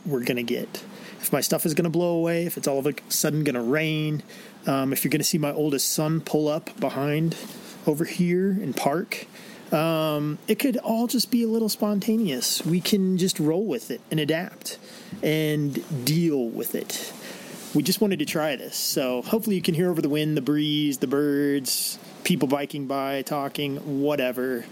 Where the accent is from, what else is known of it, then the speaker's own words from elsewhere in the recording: Illinois, United States; I grew up in Illinois